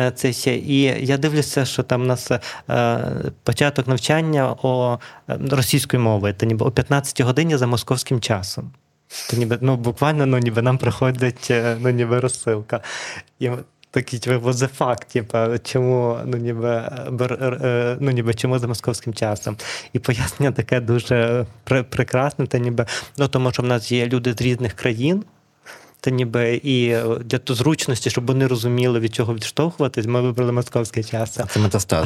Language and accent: Ukrainian; Lviv, Lviv Oblast, Ukraine; переважно ми львівці маємо материнською мовою, все таки українську мову